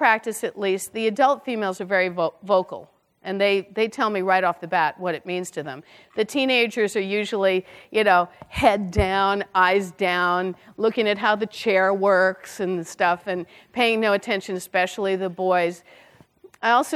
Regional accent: Brooklyn, New York, United States; I'm from Brooklyn

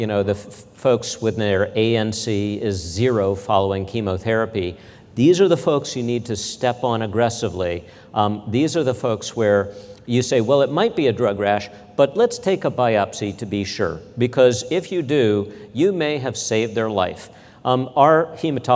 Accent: Midwest, United States; growing up in the Midwest

